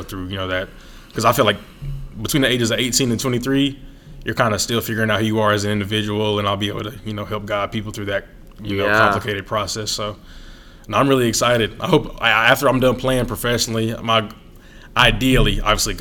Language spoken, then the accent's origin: English; near Clemson, South Carolina, United States; moved away as an adult; now in Boston, United States; I'm 10 minutes from Clemson too, so I grew up right in that area